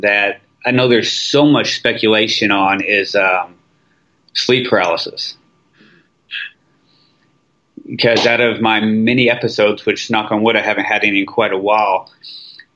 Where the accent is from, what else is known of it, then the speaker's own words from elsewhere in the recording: Missouri, United States; also born or lived in Los Angeles, United States; now in Louisville, United States; being from Missouri, it's only 4.5 hours to home now, so it's easy for me to go home